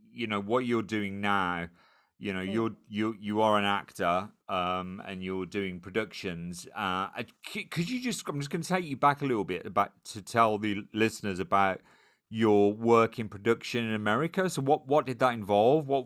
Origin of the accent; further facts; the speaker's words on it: United States; because mate, I'm American.